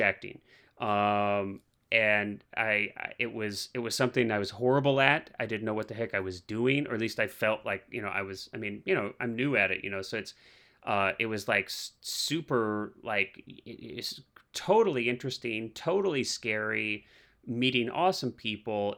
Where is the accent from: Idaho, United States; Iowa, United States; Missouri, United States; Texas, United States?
Missouri, United States; I grew up in the Midwest, I grew up in Missouri